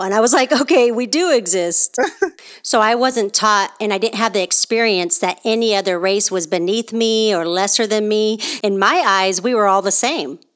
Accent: Oakland, California, United States; moved away; also born or lived in the South (US); I was born and raised in California and specifically the Oakland Bay Area

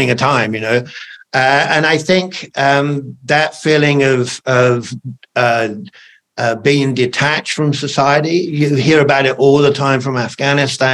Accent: United Kingdom; I'm British in the British Army

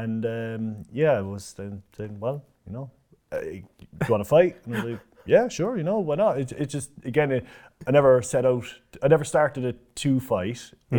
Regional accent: Cork, Munster, Ireland; So I'm Irish, so I'm from Cork, right in the city. So we moved around a lot, but I was always from the city of Cork.

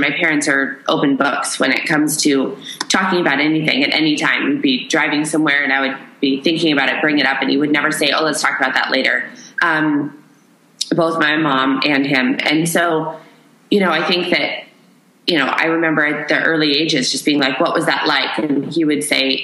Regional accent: Issaquah, Washington, United States; moved away; I grew up right outside of Seattle, Washington, in a little town called Issaquah

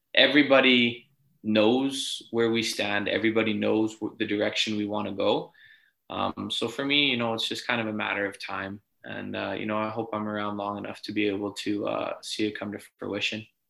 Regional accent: Edmonton, Alberta, Canada; born or raised there; moved away as an adult; now in Ottawa, Canada

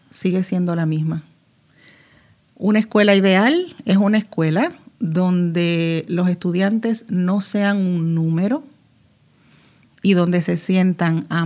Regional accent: Dominican Republic; now in Puerto Rico; Yo soy ah, dominicana y ah, acababa de llegar a Puerto Rico. Teníamos apenas tres años de habernos casado.

